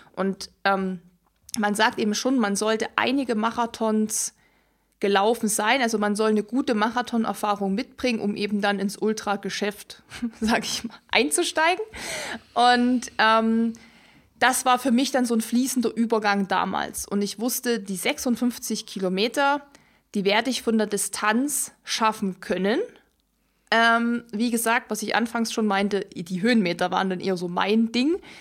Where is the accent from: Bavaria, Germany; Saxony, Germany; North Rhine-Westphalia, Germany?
Saxony, Germany; Ore Mountains; moved away; in meiner Heimat, also wo ich ursprünglich herkomme, im Erzgebirge